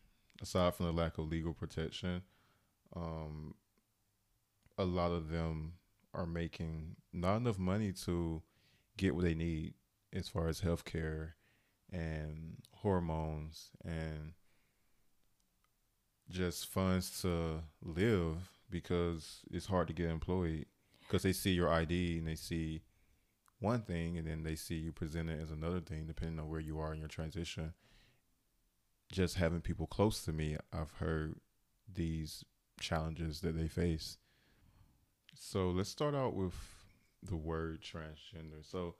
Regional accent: the South, United States; I'm from the South, and it's like, it's not as progressive as other states.

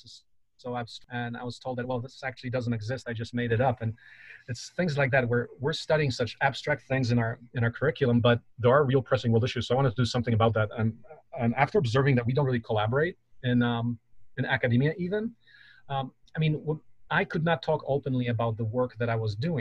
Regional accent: Poland; now in United States; So I come from Poland and actually my grandmother was in a concentration camp.

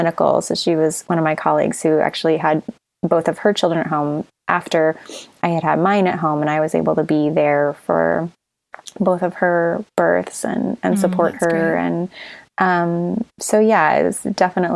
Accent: Missouri, United States; now in California, United States; I'm from Missouri and I live in California now, but so my parents were in Missouri

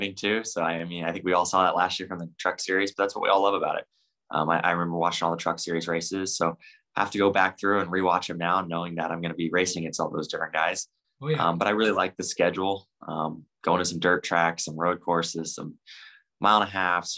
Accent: Bakersfield, California, United States; Bakersfield, my hometown

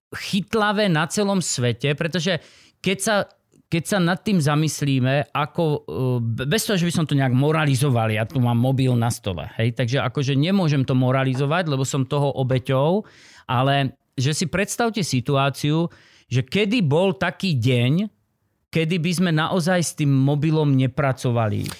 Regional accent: central Slovakia, Slovakia; OM znamená, že som Slovak. zo Slovenska, šestka, že som desi zo stredného Slovenska, tam som, ako mám hmm, trvalý pobyt, alebo začínal.

